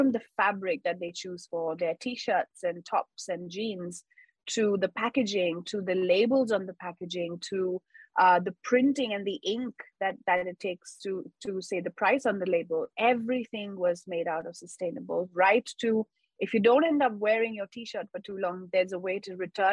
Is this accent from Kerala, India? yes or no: no; Mumbai, Maharashtra, India; I've been born and brought up in Mumbai, India. So all of my school, college, undergrad was very much in Mumbai.